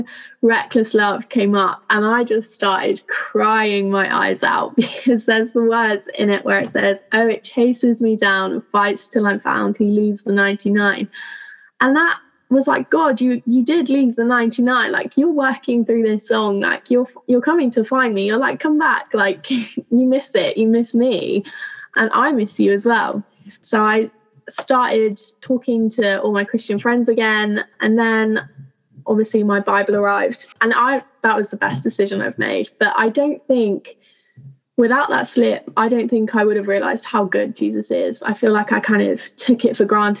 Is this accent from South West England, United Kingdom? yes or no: yes; Plymouth, South West England, United Kingdom; also born or lived in Cornwall; I'm from Plymouth, which is in Devon in the United Kingdom